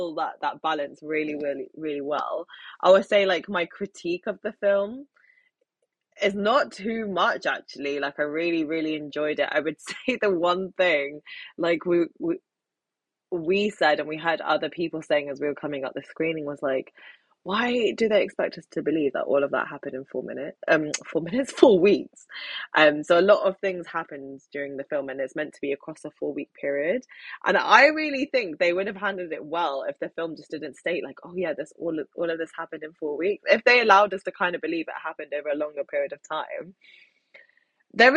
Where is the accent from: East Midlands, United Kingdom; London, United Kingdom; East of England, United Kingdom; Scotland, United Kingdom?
London, United Kingdom; they come to London, my hometown, the city that I love the most. And as a Londoner